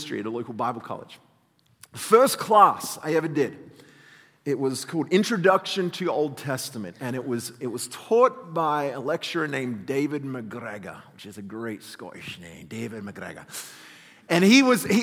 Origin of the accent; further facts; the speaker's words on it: Australia; accent: Australian; moved away; I grew up in Australia, in case you hadn't figured out where this weird convict accent comes from